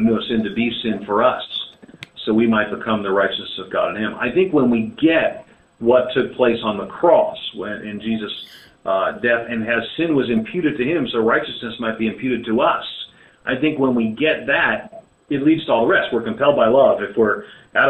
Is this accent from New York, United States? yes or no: yes; New York City, New York, United States; moved away as an adult; also born or lived in Pennsylvania; now in Southern United States; I was born and reared in New York City